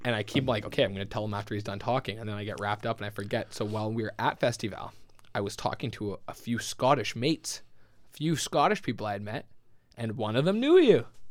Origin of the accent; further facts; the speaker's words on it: Winnipeg, Manitoba, Canada; I grew up in the west of the West End, so we l, grew up in the most western of ends.